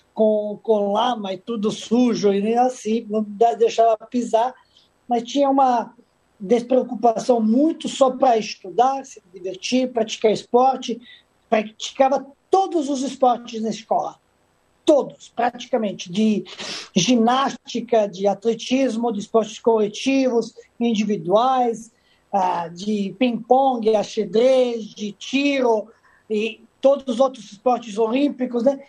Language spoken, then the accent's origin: Portuguese; Majdanpek, Serbia; Portuguese is a second language; moved away as an adult; also born or lived in Madrid, Spain / Italy / Salvador, Brazil; now in Rio de Janeiro, Brazil; Eu vivi numa época principalmente na minha cidade natal, Maidanpek